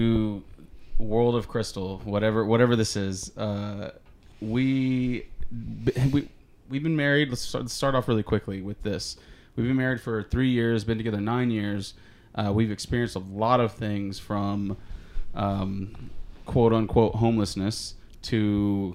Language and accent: English; Houston, Texas, United States; moved away; We're from Houston.